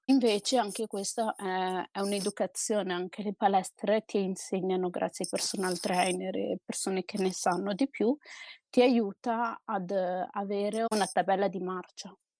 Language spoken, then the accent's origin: Italian; Trento, Trentino-Alto Adige, Italy; io sono del Trentino, a Trento